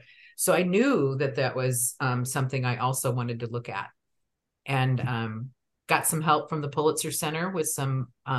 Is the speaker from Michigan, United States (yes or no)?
no; Omaha, Nebraska, United States; I'm from Omaha, from a, you know, predominantly Catholic neighborhood